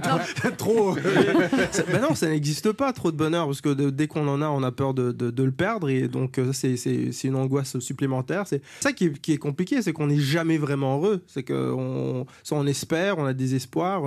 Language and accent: French; Germany; moved away; sur mon certificat de naissance euh, allemand, puisque je suis né en Allemagne